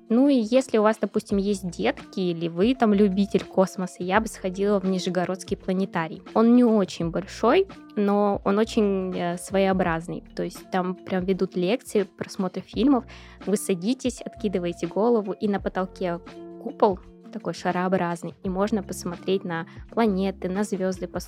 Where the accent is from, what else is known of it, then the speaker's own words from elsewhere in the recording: Tbilisi, Georgia; born there; Я сама родилась в Грузии, в Тбилиси. Это южный город, там минус 5, это уже холодно.